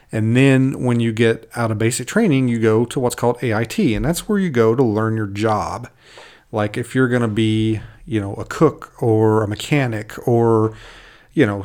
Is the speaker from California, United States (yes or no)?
no; Kentucky, United States; accent: Southern; moved away as an adult; now in Alaska, United States; I was born uh, in Kentucky and was raised there, you might notice every now and then a little bit, a little bit an accent come out. I might, uh, I might slow, throw some Southern slang at you